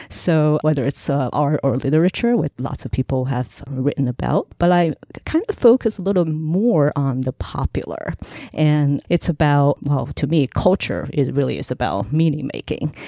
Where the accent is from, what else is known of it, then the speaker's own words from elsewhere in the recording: Shenzhen, Guangdong, China; English is a second language; moved away as an adult; also born or lived in Hangzhou / Ningxia / Shanghai; now in United States; I spent the next ten years there growing up in Shenzhen